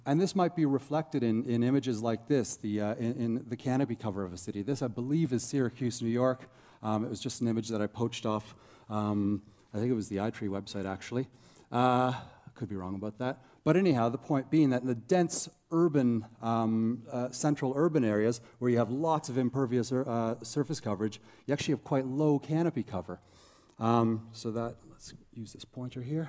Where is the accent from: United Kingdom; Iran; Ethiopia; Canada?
Canada; Toronto, Ontario; moved away as an adult; now in Christchurch, New Zealand; I'm originally Canadian from Toronto area anyhow. I moved to Christchurch, New Zealand about 5 years ago to do my PhD